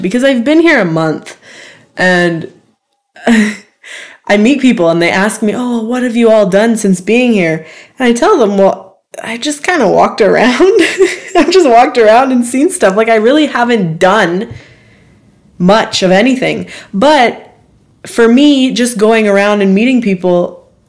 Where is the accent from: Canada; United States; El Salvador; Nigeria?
Canada; I'm from Canada